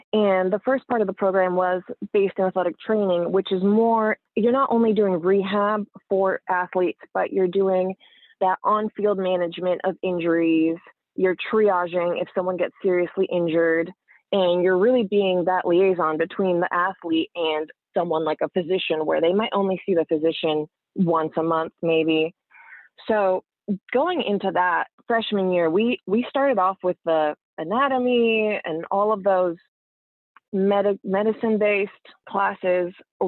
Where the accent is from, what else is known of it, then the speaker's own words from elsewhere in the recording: New Jersey, United States; also born or lived in Siberia, Russia / Boston; we grew up in New Jersey